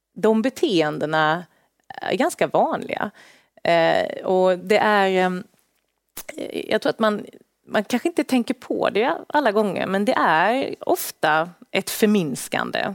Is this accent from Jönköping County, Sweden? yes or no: yes; Värnamo, Jönköping County, Sweden; moved away as an adult; now in Stockholm, Sweden; Så Småland, där jag kommer ifrån